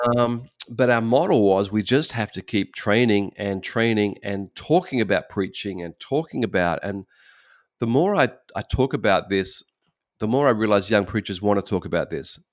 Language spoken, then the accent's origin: English; Australia; moved away as an adult; now in Japan; we're from Australia